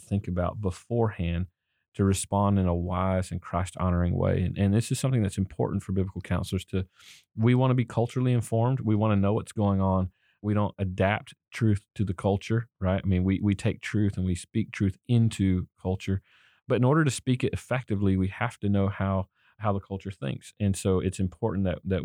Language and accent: English; the South, United States; I grew up in the South